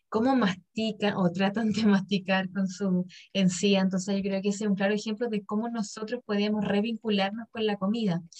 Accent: Chile; No, pues, soy bien chileno.

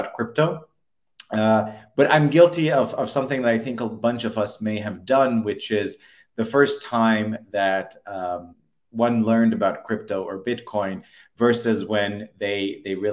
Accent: Alexandria, Alexandria Governorate, Egypt; moved away as an adult; also born or lived in United States / San Francisco; Born and raised in Egypt, Alexandria, Egypt, on the Mediterranean

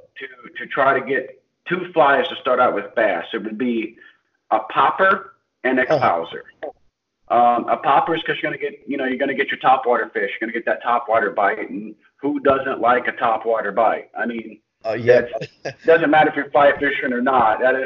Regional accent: central Illinois, United States; I grew up in Illinois. In central Illinois.

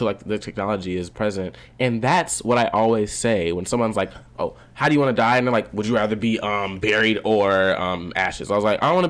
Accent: Fort Lauderdale, Florida, United States; now in Atlanta, United States; I am 18 years old.

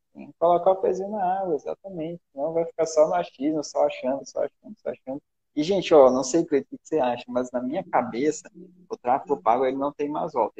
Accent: Manaus, Amazonas, Brazil; eu sou de Manaus

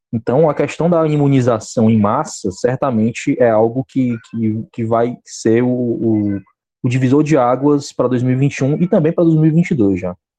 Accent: Fortaleza, Ceará, Brazil; eu sou de Fortaleza, Ceará

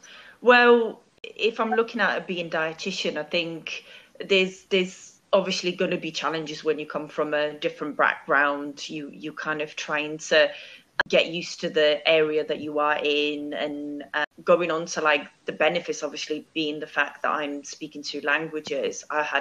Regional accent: Poland; moved away as an adult; also born or lived in London, United Kingdom; now in Manchester, United Kingdom; So I am from Poland, been in the UK 16 years. Currently, I live in Manchester

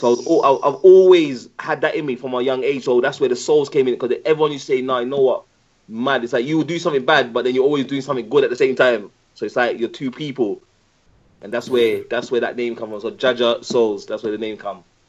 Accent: Birmingham, West Midlands, United Kingdom; now in London, United Kingdom; I was born in Dudley Road Hospital. Um, grew up in um, Handsworth

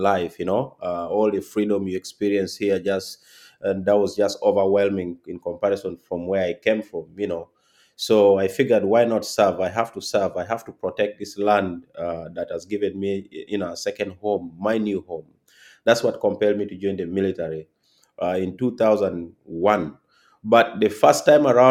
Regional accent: Uganda; moved away as an adult; now in United States; So I'm from Uganda, born and raised originally.

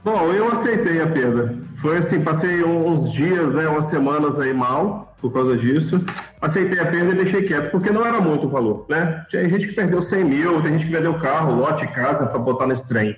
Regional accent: Espírito Santo, Brazil; sou capixaba, é, moro no interior do estado

